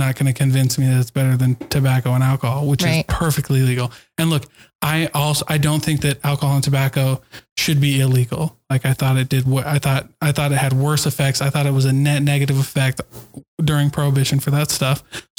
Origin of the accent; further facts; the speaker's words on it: Utah, United States; but I'm from Utah. They don't care.